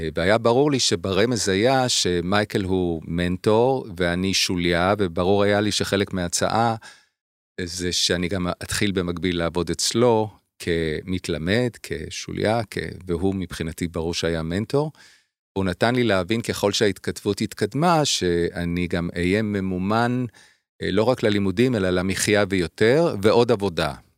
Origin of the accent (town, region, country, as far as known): Haifa, Haifa District, Israel; moved away as an adult; also born or lived in Providence, Rhode Island, United States; now in Tel Aviv, Israel